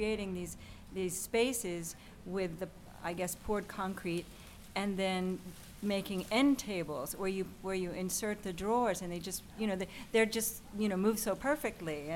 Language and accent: English; New York, United States; We're from New York